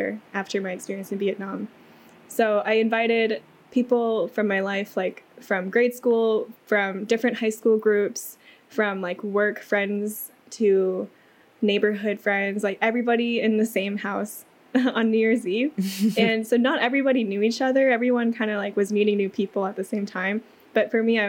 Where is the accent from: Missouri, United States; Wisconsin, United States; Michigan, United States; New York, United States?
Missouri, United States; Kansas City; also born or lived in China; I was adopted from China when I was 8 months old and grew up in Kansas City, Missouri, where I'm currently based